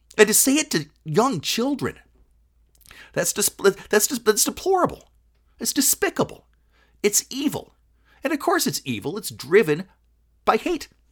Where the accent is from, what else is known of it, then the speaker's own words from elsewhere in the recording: Kalamazoo, Michigan, United States; also born or lived in Detroit, Michigan; I grew up in Kalamazoo, Michigan